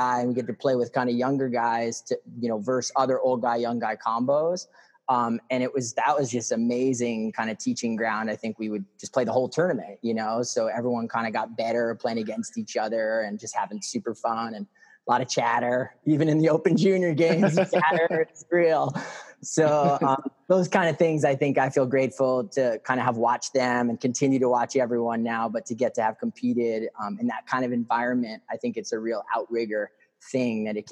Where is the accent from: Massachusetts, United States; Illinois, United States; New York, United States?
New York, United States; moved away as an adult; now in Hawaii, United States; I am from New York.